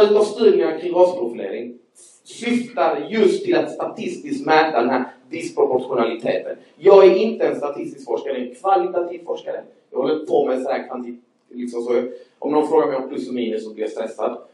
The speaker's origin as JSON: {"language": "Swedish", "region": "Skåne", "country": "Sweden", "accent": "Scanian (skånska)", "said": "Jag hoppas ni hänger med på min skånska"}